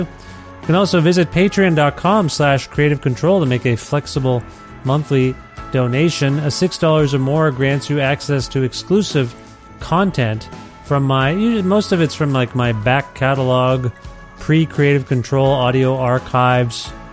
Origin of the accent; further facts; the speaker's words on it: Canada; I'm Canadian